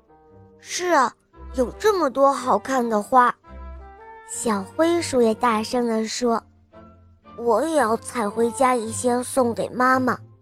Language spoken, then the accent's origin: Chinese; Yangzhou, Jiangsu, China; 今年六岁了。我来自扬州